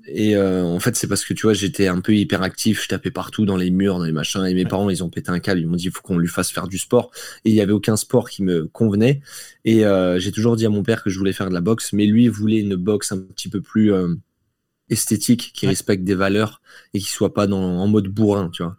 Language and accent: French; Belfort, Bourgogne-Franche-Comté, France; moved away as an adult; now in Nice, France; j'ai grandi en Franche-Comté à Belfort jusqu'à mes 18 ans